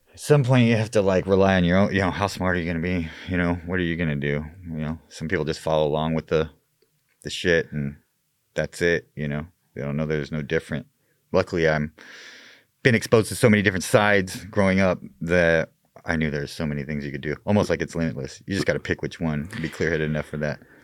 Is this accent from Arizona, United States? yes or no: yes; Mesa, Arizona, United States; I was born and raised in Mesa.